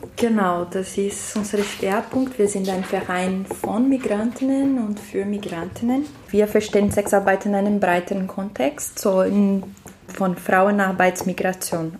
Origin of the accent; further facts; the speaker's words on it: Brazil; German is a second language; moved away as an adult; now in Austria; Ich bin in Brasilien geboren, aber ich wohne in Österreich seit drei Jahren